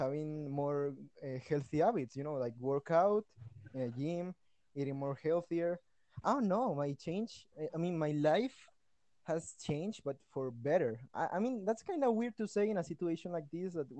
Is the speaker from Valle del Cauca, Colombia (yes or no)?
yes; Cali, Valle del Cauca, Colombia; English is a second language; I am from Cali, Colombia